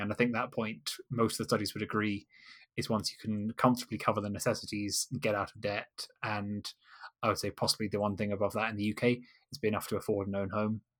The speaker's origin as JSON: {"language": "English", "area": "Kent, Canterbury area", "region": "South East England", "country": "United Kingdom", "moved": "yes", "lives_now": "London, United Kingdom", "said": "I'm originally from Kent in, uh, Canterbury area."}